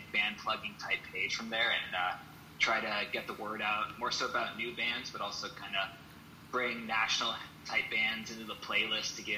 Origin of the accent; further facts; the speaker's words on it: Canada; I'm from Canada